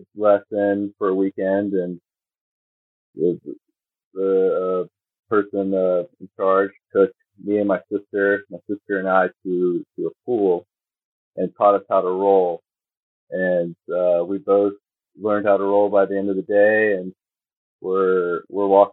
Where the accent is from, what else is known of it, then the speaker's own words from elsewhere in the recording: East Coast, United States; also born or lived in West Virginia; I was born in West Virginia and grew up in generally the East Coast